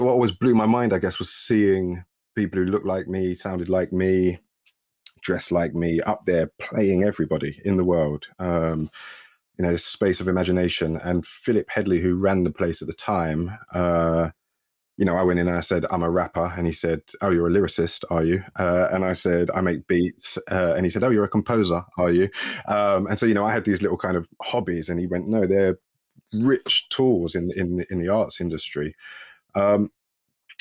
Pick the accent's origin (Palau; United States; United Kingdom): United Kingdom; London; I grew up in East London in the 80s, in Newham, and Waltham Forest